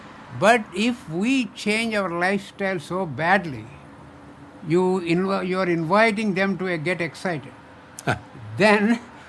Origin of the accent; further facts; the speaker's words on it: India; moved away as an adult; now in United States; I come from India, as you know, mm-hmm. by now. And I was trained in oncology in India as a cancer doctor.